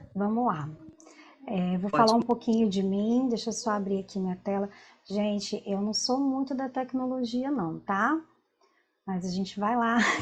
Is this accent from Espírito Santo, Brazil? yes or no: yes; Vila Velha, Espírito Santo, Brazil; eu sou de Vila Velha, do Espírito Santo